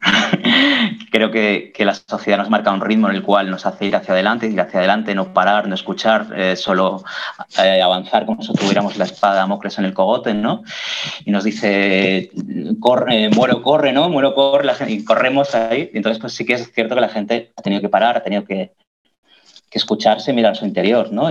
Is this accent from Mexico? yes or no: no; Catalonia, Spain; first language Catalan; Spanish is a second language; todos los catalanes somos bilingües, ¿no? Todos desde niños hablamos las dos lenguas